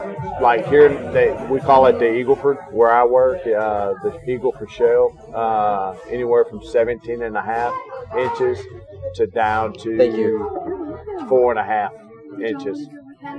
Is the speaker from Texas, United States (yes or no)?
yes; Beaumont, Texas, United States; moved away as an adult; Originally from Beaumont, Texas, man. Southeast Texas.